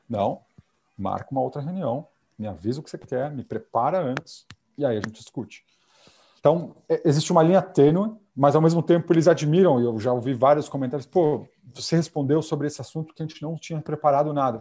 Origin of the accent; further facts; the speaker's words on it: Brazil; moved away as an adult; now in Japan; se eu sou brasileiro